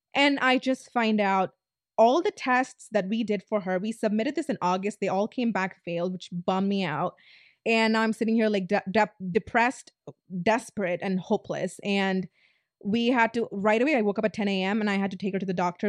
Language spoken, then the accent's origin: English; Tamil Nadu, India; I'm Indian, South Indian, Tamilian